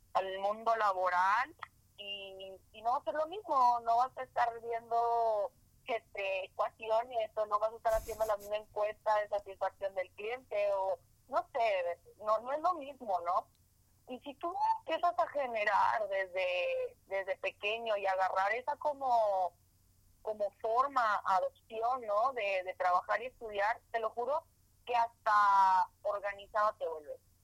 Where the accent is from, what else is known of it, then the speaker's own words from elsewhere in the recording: Delicias, Chihuahua, Mexico; moved away; nací en Belicia, Chihuahua, ciudad a la que voy una vez al año, si es que tengo tiempo, digo, desde que estoy fuera de Chihuahua